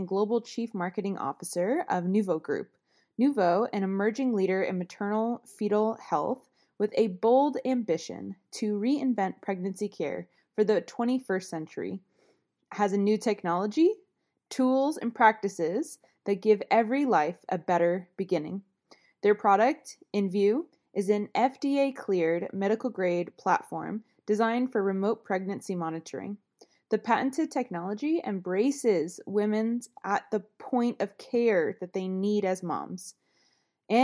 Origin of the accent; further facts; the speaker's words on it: Sussex County, New Jersey, United States; I'm actually from New Jersey. I'm from Sussex County.